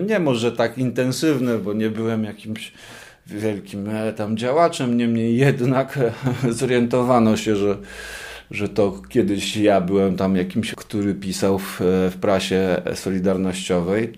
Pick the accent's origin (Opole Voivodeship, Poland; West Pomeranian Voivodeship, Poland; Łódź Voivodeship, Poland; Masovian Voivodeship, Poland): West Pomeranian Voivodeship, Poland; Szczecin; ja się wychowywałem, choć nie, nie we Wrocławiu, bo jestem ze Szczecina, ale też w podobnych miejscach